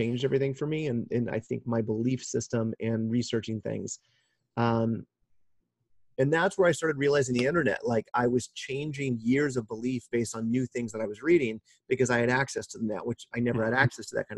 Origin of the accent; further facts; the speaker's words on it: Kansas, United States; now in California, United States; growing up in Kansas